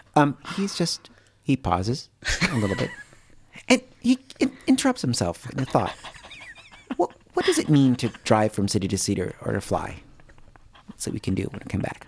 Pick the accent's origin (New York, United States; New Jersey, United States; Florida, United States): New York, United States; moved away; I'm originally from the East Coast, from New York, so he reminds me of people from home a little